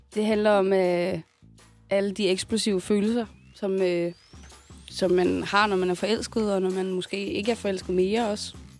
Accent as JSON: {"language": "Danish", "town": "Aabenraa", "region": "Southern Denmark", "country": "Denmark", "said": "6200 Åbenrå"}